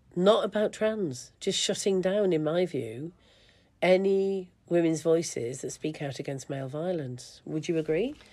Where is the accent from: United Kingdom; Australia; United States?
United Kingdom; England; I grew up in England, in the UK